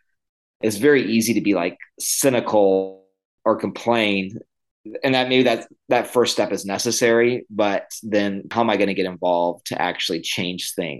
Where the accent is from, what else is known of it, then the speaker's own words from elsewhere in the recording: Illinois, United States; moved away; also born or lived in the South (US) / Costa Rica / Greenville, South Carolina; I was born in the South. I grew up in the Midwest in Illinois, and then I came back to the South.